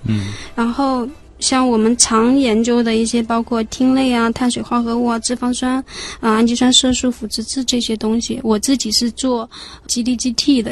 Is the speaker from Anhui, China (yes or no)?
yes; Anhui, China; moved away as an adult; also born or lived in Shanghai; 我是从安徽考过来的嘛